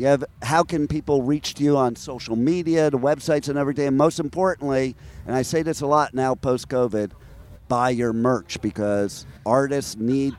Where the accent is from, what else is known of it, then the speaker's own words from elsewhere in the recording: New York, United States; now in Florida, United States; I live in Florida where it's sweltering hot. So I grew up in New York, but I'm not used to cold anymore.